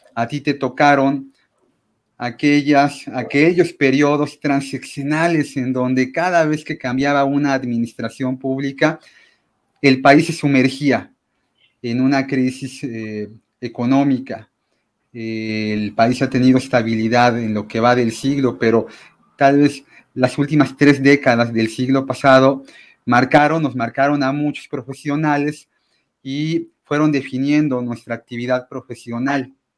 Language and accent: Spanish; Mexico; los mexicanos podamos